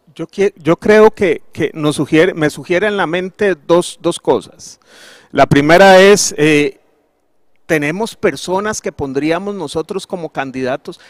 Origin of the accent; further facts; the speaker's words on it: Costa Rica; nosotros como ticos